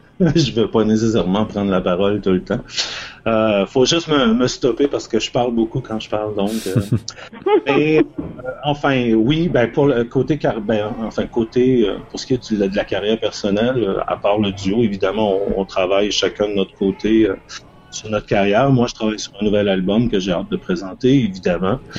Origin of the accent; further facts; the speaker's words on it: Toronto, Ontario, Canada; chez moi à Toronto